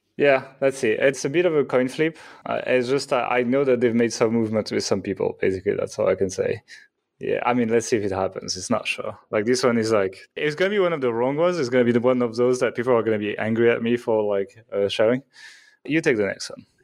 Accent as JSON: {"language": "English", "country": "France", "said": "I'm from France"}